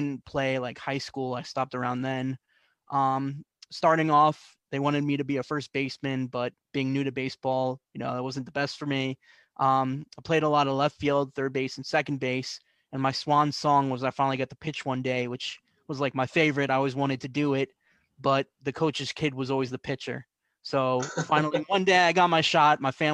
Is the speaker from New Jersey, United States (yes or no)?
yes; New Jersey, United States; also born or lived in Canarsie, Brooklyn, New York / Flushing, Queens, New York; when I was about 8 or 9 years old, I moved to Central Jersey